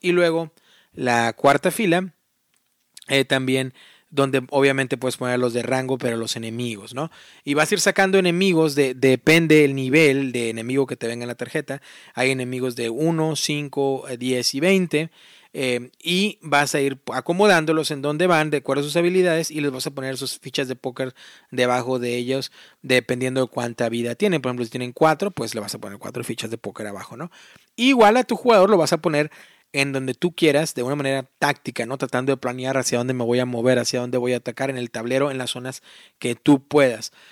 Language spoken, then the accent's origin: Spanish; Matamoros, Tamaulipas, Mexico; moved away as an adult; now in Indianapolis, United States; yo, personalmente, eh, pues ahí, viví toda mi vida, ¿no? De ahí soy